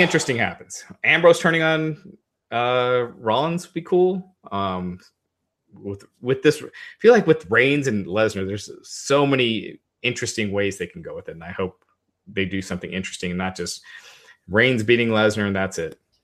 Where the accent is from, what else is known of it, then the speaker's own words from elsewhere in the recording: United States; I was born in the States, but I'm, I'm of Indian descent